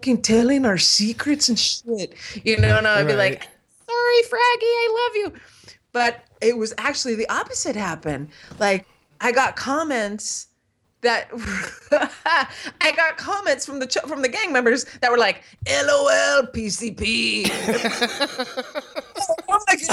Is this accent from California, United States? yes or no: yes; California, United States; I was raised in California, as you know, with the hippie people